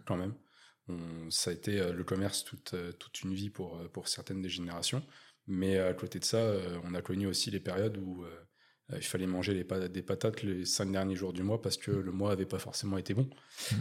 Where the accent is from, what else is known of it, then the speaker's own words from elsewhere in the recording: Chaumontel, Île-de-France, France; moved away as an adult; now in Bordeaux, France; nord parisien de base je suis je suis de, je suis de Chaumontel, Luzarche, le 95 de Val d'Oise